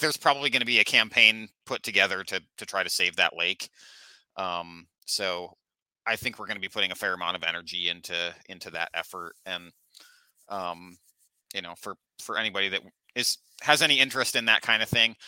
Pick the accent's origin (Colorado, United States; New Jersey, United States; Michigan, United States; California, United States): Michigan, United States; Manistee; I grew up right, right on the Manistee River there